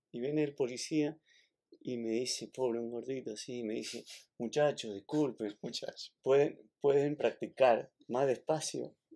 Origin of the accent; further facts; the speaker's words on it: Mendoza, Argentina; yo nací en Mendoza, nací entre viñedos